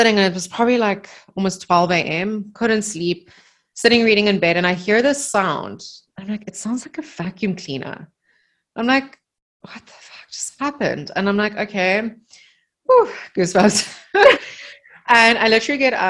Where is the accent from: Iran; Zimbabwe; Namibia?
Namibia; moved away; in the house that we grew up in Namibia